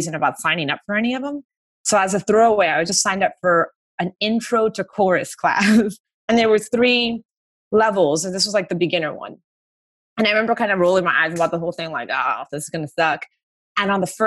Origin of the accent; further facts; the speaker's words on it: Miami, Florida, United States; moved away as an adult; now in Los Angeles, United States; growing up in Miami